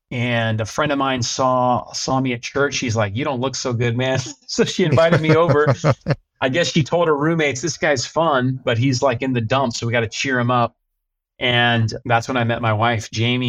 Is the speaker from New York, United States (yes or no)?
no; Albuquerque, New Mexico, United States; So I grew up mostly in Albuquerque, New Mexico. New Mexico is kind of a hidden gem. A lot of people don't know about that. So we got amazing food, amazing place. I grew up in, I'd say, like a nominal Christian home.